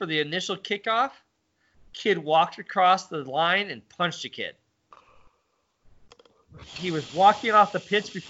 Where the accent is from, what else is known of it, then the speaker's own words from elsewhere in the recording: Midwest, United States; Where we had that growing up in the Midwest.